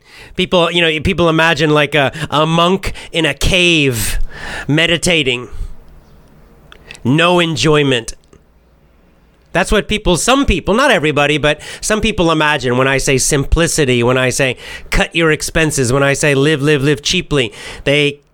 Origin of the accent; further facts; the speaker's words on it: the South, United States; I'm from the South in the United States